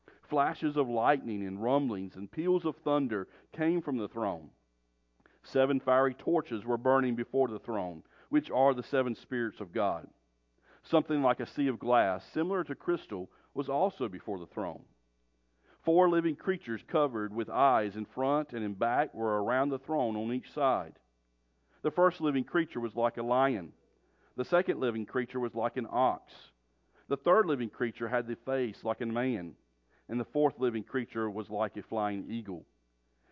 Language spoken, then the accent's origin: English; North Carolina, United States; moved away as an adult; you can probably tell from my accent, I'm not from around here. But we were born and raised in North Carolina